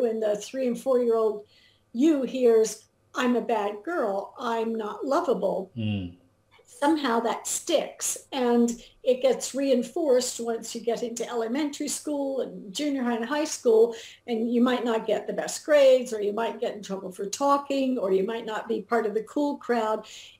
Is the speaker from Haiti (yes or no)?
no; England, United Kingdom; also born or lived in Germany; Well, I grew up in England and Germany. My father was an American in the Air Force, and my mother was British.